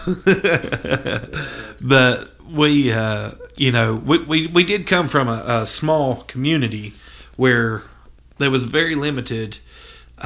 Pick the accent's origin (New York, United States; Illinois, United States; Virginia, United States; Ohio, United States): Virginia, United States; Buchanan County; I was raised in Buchanan